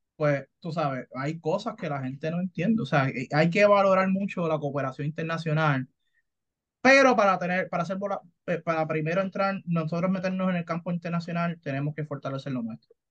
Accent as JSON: {"language": "Spanish", "country": "Puerto Rico", "said": "soy puertorriqueño"}